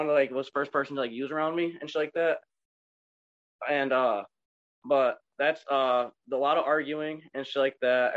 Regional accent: Onondaga, Michigan, United States; I'm from the Midwest, Michigan, the Dirty Mitten, and I grew up in a small town called Onondaga.

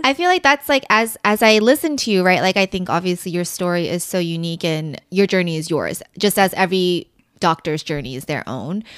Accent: Dallas, Texas, United States; I grew up in Dallas

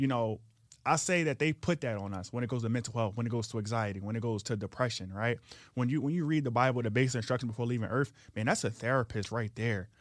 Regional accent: Philadelphia, Pennsylvania, United States; I was, uh, born and raised in South Philly.

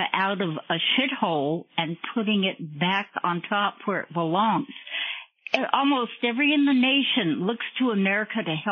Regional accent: Southern California, United States; I was born and raised in Southern California

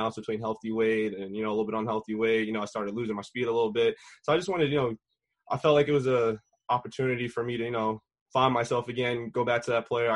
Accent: Rockville Centre, New York, United States; I grew up in Rockville Center, New York, which is on Long Island

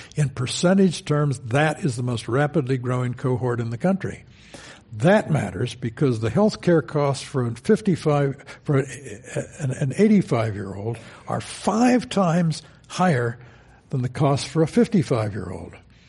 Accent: Champaign, Illinois, United States; I am elderly. I was born in 1941 in Champaign, Urbana, Illinois. University town, good hospitals.

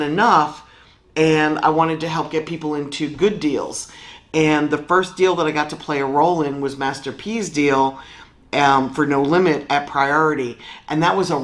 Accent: Philadelphia, Pennsylvania, United States; moved away as an adult; also born or lived in New York City; Originally, I'm from Philadelphia. I moved to New York City when hip-hop kind of started

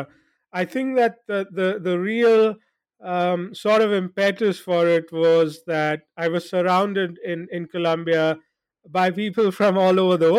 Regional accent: India; also born or lived in Jakarta, Indonesia; people would ask, where are you from? And I would say, I'm from India. Even though at that point in time, I hardly visited India. You know, we were mostly cooped up in Jakarta. But the Indian identity was an essential part of who I was as a kid.

